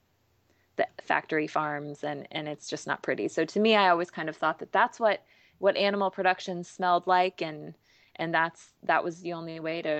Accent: Kansas City, United States; moved away as an adult; also born or lived in Philadelphia area; I'm from Kansas City originally

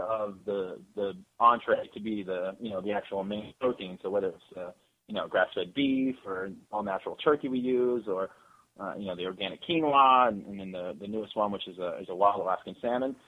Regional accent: Escondido, California, United States; I was born in Escondido

